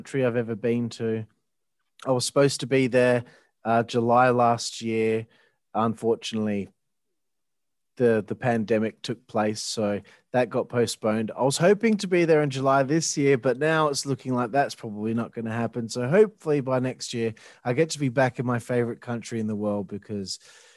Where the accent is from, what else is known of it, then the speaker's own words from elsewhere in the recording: Australia; I'm from Australia